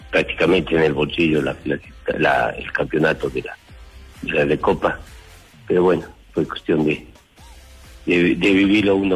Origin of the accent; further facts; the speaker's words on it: Ecuador; vamos a tener una sociedad mucho más sana y más competitiva como ecuatorianos.